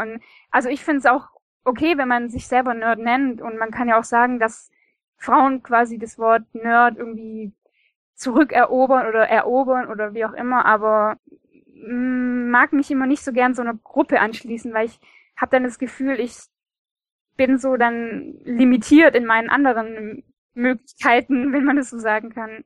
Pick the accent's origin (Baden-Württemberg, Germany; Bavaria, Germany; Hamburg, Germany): Baden-Württemberg, Germany; Stuttgart; Ich bin aus Stuttgart und in Stuttgart.